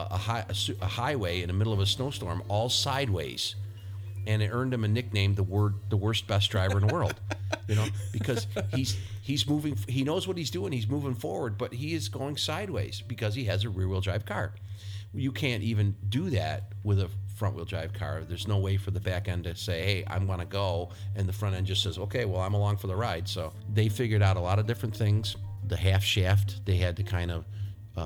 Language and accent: English; Rochester, New York, United States; my hometown of Rochester, New York